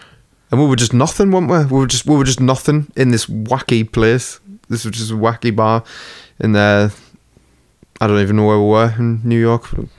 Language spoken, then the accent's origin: English; England, United Kingdom; we're English